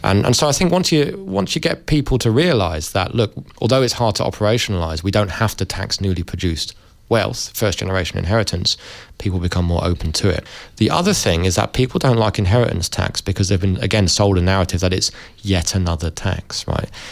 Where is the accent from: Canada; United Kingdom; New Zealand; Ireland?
United Kingdom; London; I'm from London. Uh, London's a very multiracial place. Uh, I went to went to a school with you know kids from Pakistan, India, the Caribbean, Africa